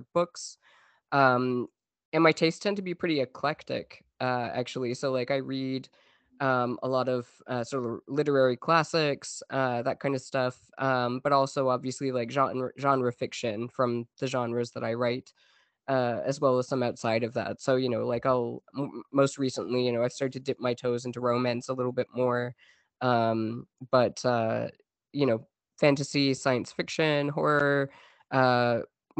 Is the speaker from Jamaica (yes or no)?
no; Newfoundland and Labrador, Canada; now in Montreal, Canada; I am a Canadian writer who grew up in Newfoundland, Canada